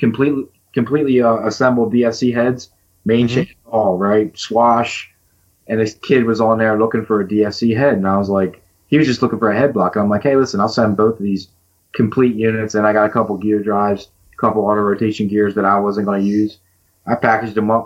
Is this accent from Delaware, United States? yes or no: yes; Collins Park, Delaware, United States; moved away as an adult; also born or lived in Absecon, New Jersey; now in Pennsylvania, United States; born and raised right by the Delaware Memorial Bridge